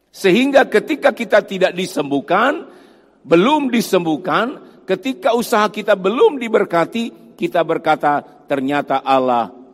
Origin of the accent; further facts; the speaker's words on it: Sangihe, North Sulawesi, Indonesia; saya asalnya dari Sangihe Talaut dari Manado masih naik kapal lagi ke Pulau Sangihe. Saya asalnya dari sana.